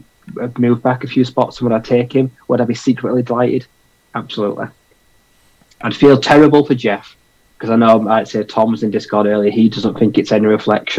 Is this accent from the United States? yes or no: no; United Kingdom